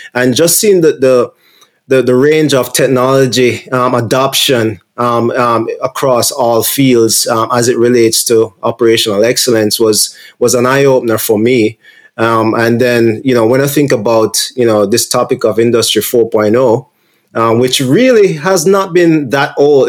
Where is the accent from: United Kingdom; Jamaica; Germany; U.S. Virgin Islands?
Jamaica; moved away; I'm from Jamaica originally.